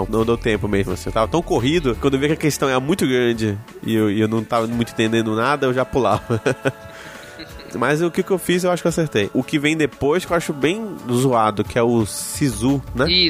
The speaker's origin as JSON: {"language": "Portuguese", "town": "Manaus", "region": "Amazonas", "country": "Brazil", "said": "eu, nós somos de Manaus, se eu quiser estudar em Curitiba, eu posso só fazer a prova do Enem"}